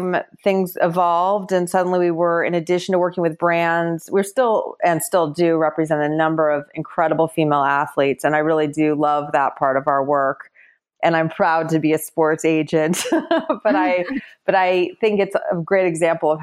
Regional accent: Los Angeles, California, United States; moved away as an adult; also born or lived in New York; I moved back from New York to Los Angeles, which is where I'm from originally

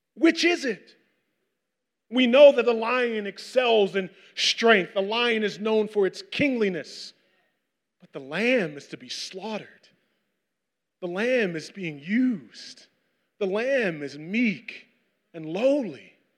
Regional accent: Westchester, New York, United States; I grew up in Westchester

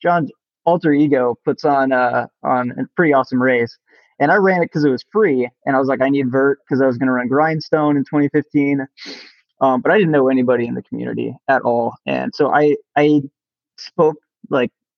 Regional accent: Kansas City, Missouri, United States; also born or lived in Virginia; now in St. Louis, United States; I'm from Kansas City originally, so Missouri, home state

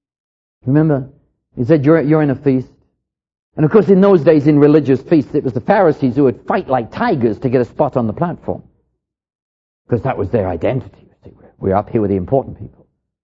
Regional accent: England, United Kingdom; moved away; When I came over here from England, they introduced me to what I considered to be near suicide.

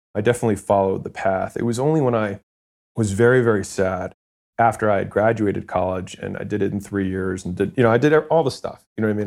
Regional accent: Baltimore, Maryland, United States; moved away as an adult; also born or lived in California; I'm from Baltimore

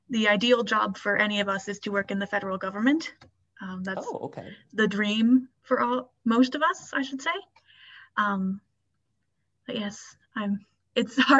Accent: Prince Edward Island, Canada; I'm from Prince Edward Island

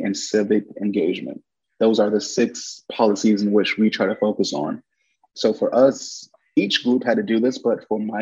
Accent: Washington, District of Columbia, United States; I'm from Washington, D.C.

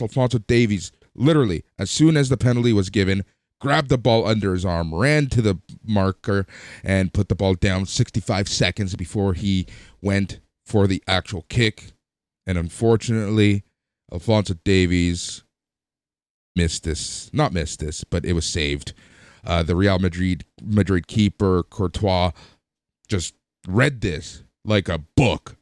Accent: Toronto, Ontario, Canada; We're from Toronto. Toronto's in Canada.

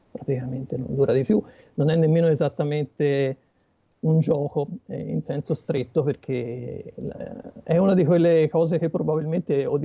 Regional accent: Pistoia, Tuscany, Italy; Eh, Pistoia.

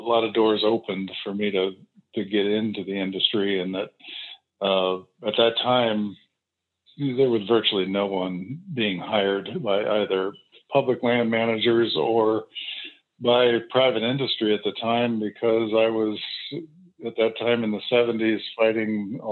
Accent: Pennsylvania, United States; moved away; also born or lived in Lompoc, California; I'm from Pennsylvania, and my family there had a William Penn land grant, and I spent a lot of summers there.

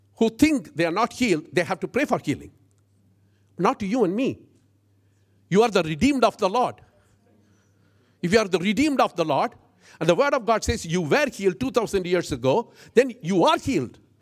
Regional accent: India; I'm an Indian

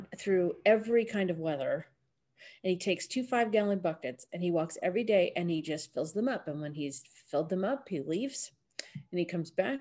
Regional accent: California, United States; I'm from California

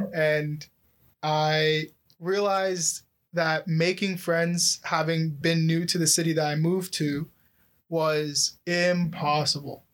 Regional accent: Oakville, Ontario, Canada; I grew up in Oakville

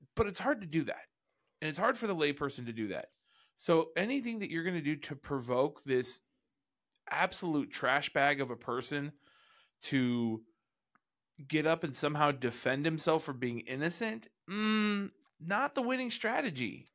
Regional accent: California, United States; I grew up in California

